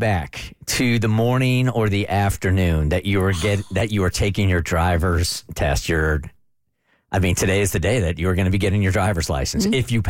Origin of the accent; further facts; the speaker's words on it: San Diego, California, United States; I grew up in San Diego